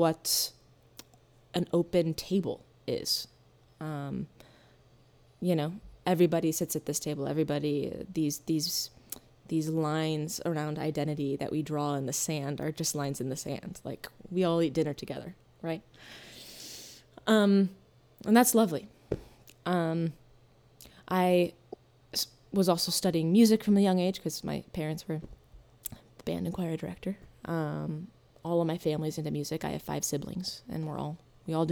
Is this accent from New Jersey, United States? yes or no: no; Hastings, Michigan, United States; I grew up in Southwest Michigan, in Hastings, Michigan.